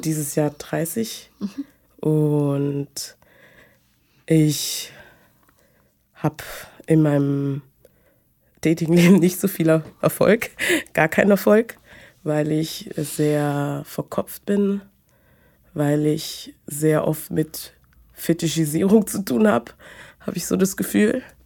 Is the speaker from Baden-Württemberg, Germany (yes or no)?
no; Munich, Bavaria, Germany; ich bin aus München